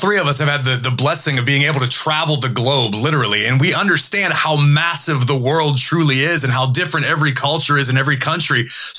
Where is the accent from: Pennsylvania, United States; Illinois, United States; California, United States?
Pennsylvania, United States; as an American, anytime somebody asks you where you're from, we would always joke and laugh that people assume you knew somebody from everywhere. I could say, oh, I grew up in Pennsylvania.